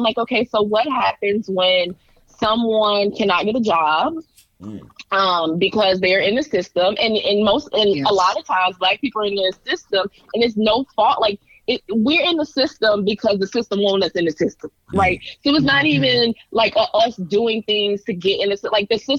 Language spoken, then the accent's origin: English; the South, United States; And growing up in the South, I saw it. I see it.